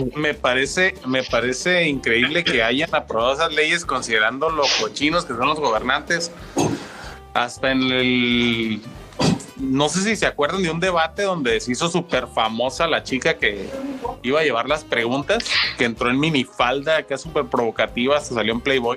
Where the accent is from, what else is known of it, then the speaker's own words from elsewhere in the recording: Tijuana, Baja California, Mexico; soy un tijuanense que conoció el stand-up ya desde hace mucho tiempo